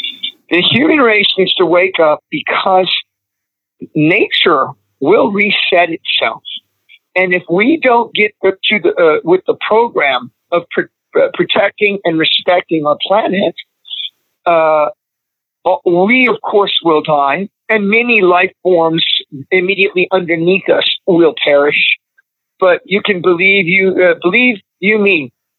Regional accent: Missouri, United States; also born or lived in Nebraska / Texas; now in Los Angeles, United States; I grew up in the Midwest, in Missouri, in Nebraska, and also in Texas

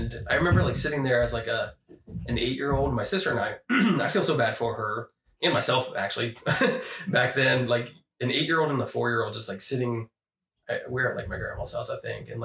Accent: Columbus, Ohio, United States; also born or lived in London, Ohio; I was born in Columbus. Lived on the west side

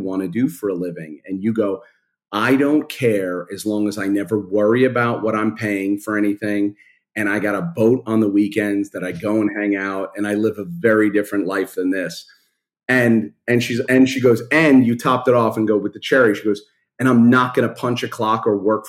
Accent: New York City, New York, United States; I grew up in Brooklyn, in Canarsie, and then Marine Park

